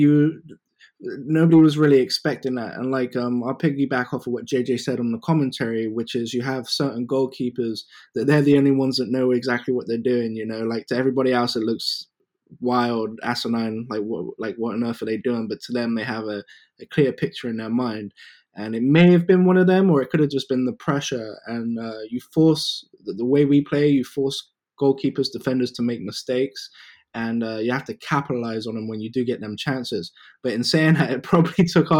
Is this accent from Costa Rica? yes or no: no; England, United Kingdom; moved away; growing up in England